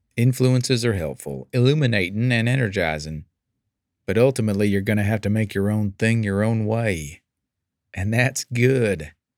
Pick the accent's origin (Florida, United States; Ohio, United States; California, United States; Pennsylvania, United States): California, United States; as a Californian